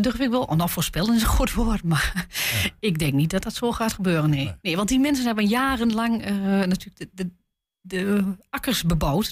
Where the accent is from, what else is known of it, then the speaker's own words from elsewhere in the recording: Twente, Overijssel, Netherlands; bij ons in Twente